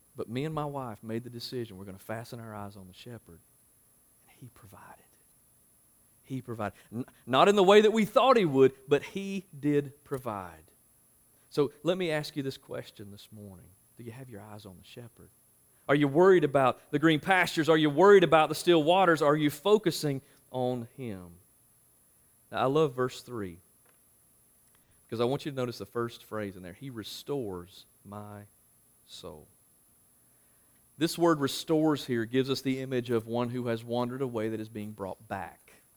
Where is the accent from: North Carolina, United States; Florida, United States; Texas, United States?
North Carolina, United States; Marshville; moved away as an adult; also born or lived in Louisville, Kentucky; I'm from Marshville